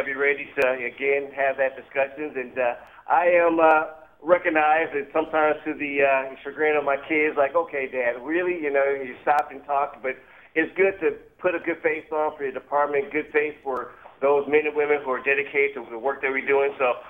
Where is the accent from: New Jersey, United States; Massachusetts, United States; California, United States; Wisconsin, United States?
Wisconsin, United States; Milwaukee; love to travel, love to visit other places, find out where home is. This is my home.